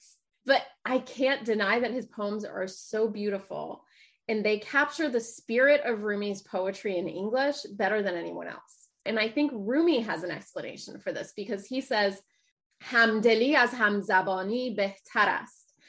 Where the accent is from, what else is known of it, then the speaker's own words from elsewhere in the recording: Dayton, Ohio, United States; I grew up mostly in Dayton, Ohio